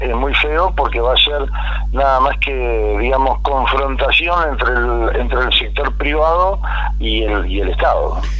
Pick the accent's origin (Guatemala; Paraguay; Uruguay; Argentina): Argentina